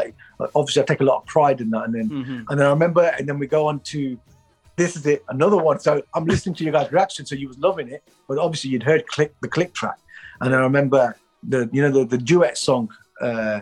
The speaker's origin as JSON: {"language": "English", "town": "Derby", "region": "East Midlands", "country": "United Kingdom", "said": "I'm from Derby."}